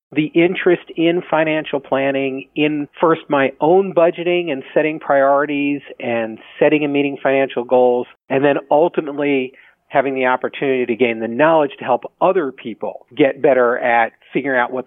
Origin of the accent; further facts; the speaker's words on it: United States; now in Baltimore, United States; I grew up outside of the Washington, D.C. area, and I now live near Baltimore with my wife and three kids.